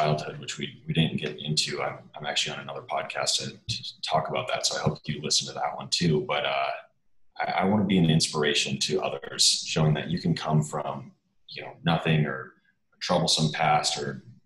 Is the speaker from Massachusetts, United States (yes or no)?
no; Minnesota, United States; I'm from Minnesota, so naturally I grew up on the lake